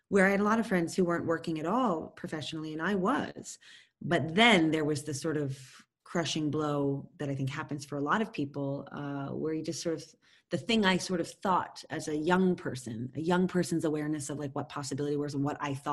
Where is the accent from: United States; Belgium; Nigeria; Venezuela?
United States; New York; also born or lived in Tampa, Florida; I was born in Tampa, Florida, owning New York as you know, saying I'm a child of of the city. But the truth of the matter is, I was there since I was five years old